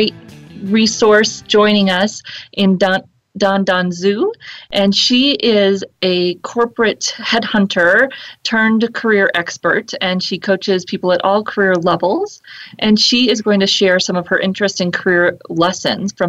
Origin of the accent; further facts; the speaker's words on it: Fort Collins, Colorado, United States; here in my hometown of Fort Collins, Colorado, where I'm coming to you from